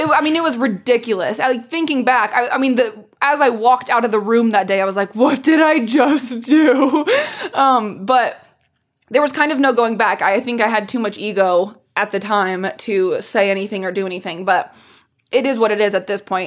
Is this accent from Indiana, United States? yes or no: yes; Indianapolis, Indiana, United States; moved away as an adult; also born or lived in Chicago; I grew up in Indiana